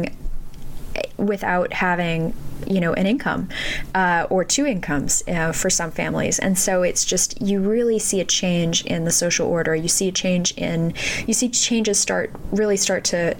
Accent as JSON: {"language": "English", "region": "Southern California", "country": "United States", "tie": "born or raised there", "said": "I grew up in Southern California"}